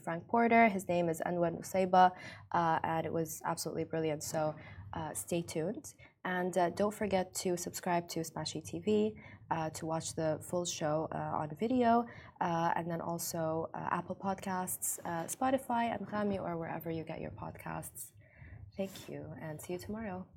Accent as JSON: {"language": "English", "region": "Ras Al Khaimah", "country": "United Arab Emirates", "tie": "born or raised there", "said": "Ras Lakhema. It's my hometown"}